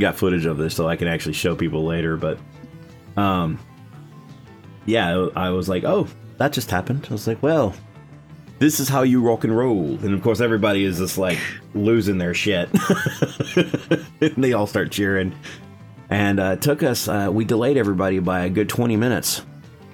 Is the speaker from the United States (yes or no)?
yes; Texas, United States; I'm born and raised in Texas